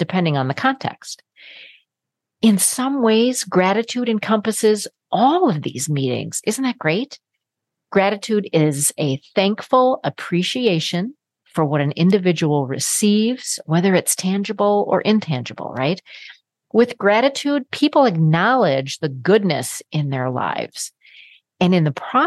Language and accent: English; Minnesota, United States; I come from Minnesota, land of Norwegians and Swedes